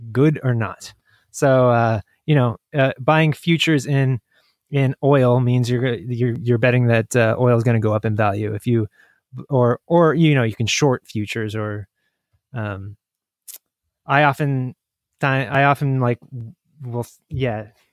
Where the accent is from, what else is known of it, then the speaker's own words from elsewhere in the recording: United States; I'm American